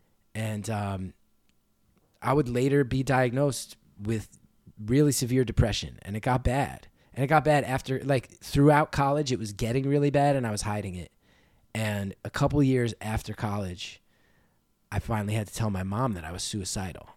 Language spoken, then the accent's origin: English; New Jersey, United States; This dude from my hometown, this older punk guy named Brian Malloy